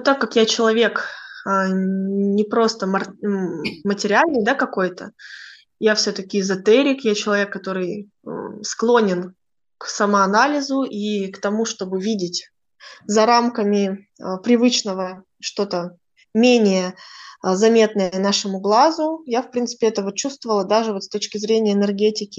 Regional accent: Kazakhstan; moved away as an adult; also born or lived in Germany

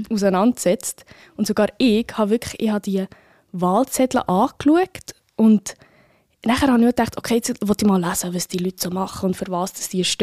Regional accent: Bern, Switzerland; Das würde mich wirklich als Bernerin sehr freuen.

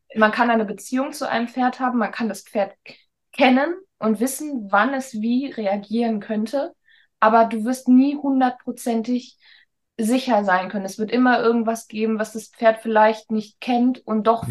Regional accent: Hamburg, Germany; bin ich dann zurück nach Hamburg gegangen, weil Hamburg einfach meine Heimat ist

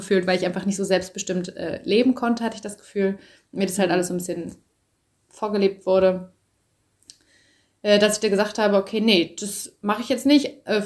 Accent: hometown near Düsseldorf and Cologne, North Rhine-Westphalia, Germany; also born or lived in Berlin; ich wohne jetzt gerade wieder in meiner Heimatstadt ähm, in der Nähe von Düsseldorf und Köln. War vorher eine Zeit lang äh, in Köln, habe da gelebt und davor äh, in Berlin und davor war ich ganz lange auf Reisen.

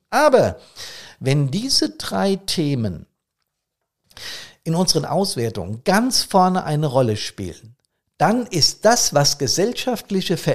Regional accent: Bad Soden, Hesse, Germany; Aber ich nehme wahr, dass bereits sonntags früh in meiner Heimatstadt Bad Soden hier die Gassen relativ gefüllt sind mit Fahrzeugen.

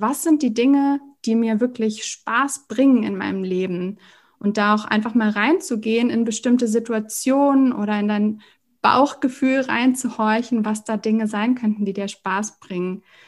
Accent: Hamburg, Germany; ich komme aus Hamburg

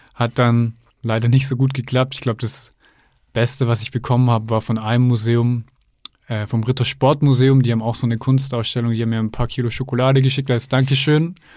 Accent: near Stuttgart, Baden-Württemberg, Germany; Ich komme ja aus der Nähe von Stuttgart

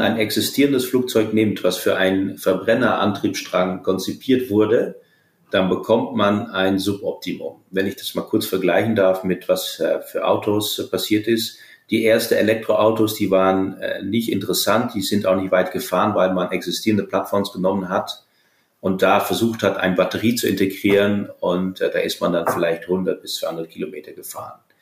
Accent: Groningen, Netherlands; moved away; in meiner Heimat, in den Niederlanden, in Groningen

